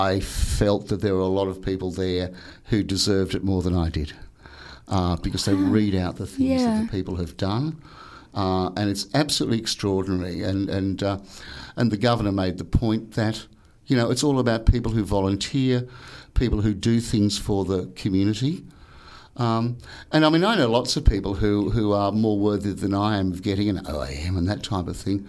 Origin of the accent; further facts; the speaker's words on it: Newcastle, New South Wales, Australia; I come from Newcastle